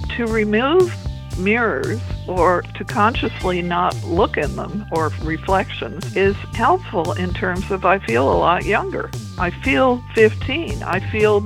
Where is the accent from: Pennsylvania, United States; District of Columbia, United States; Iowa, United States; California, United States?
California, United States; Los Angeles; moved away as an adult; now in Whidbey Island, United States; I was born in California and lived there except for a couple of years, most of my life.